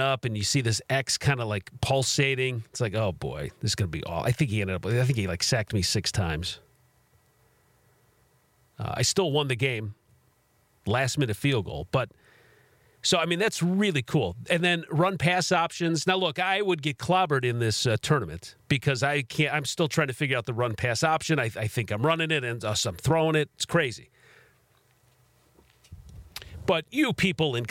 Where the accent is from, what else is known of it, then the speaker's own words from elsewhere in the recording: Chicago, Illinois, United States; moved away as an adult; now in Kansas City area, United States; I'm originally from Chicago. I live closer to Kansas City. Half my life now, I've been closer to Kansas City than Chicago